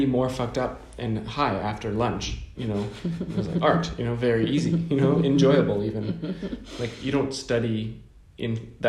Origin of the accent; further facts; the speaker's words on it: Canada; first language English; I just grew up speaking English and a bit of French because growing up in Canada